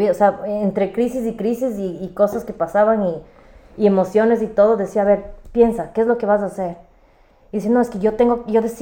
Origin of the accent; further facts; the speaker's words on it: Ecuador; moved away; Cuando me vine de Ecuador